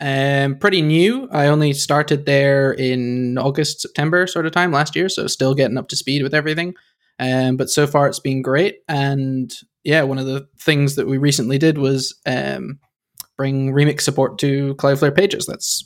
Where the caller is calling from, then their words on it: London, United Kingdom; I'm in London, where it's quite dark now.